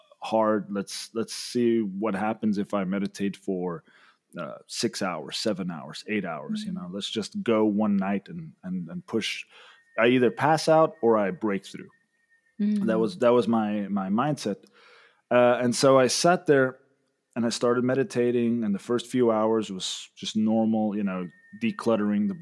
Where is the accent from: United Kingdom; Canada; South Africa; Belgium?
South Africa; also born or lived in Mexico City, Mexico / Sayulita, Mexico; now in Monterrey, Mexico; I'm originally from South Africa, but I'm currently living in Mexico